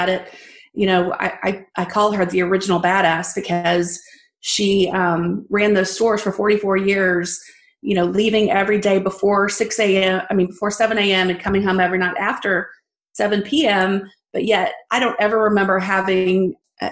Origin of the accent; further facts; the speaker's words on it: Abilene, Texas, United States; I was born in Abilene, Texas, born and raised